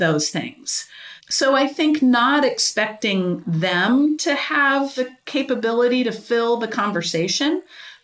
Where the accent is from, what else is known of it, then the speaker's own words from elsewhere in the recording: Kansas City, United States; I'm from Kansas City, grew up around here